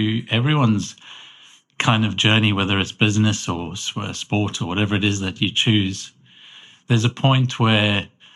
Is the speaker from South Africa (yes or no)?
yes; Cape Town, Western Cape, South Africa; moved away as an adult; also born or lived in London; now in Edinburgh, United Kingdom; I grew up in Cape Town in South Africa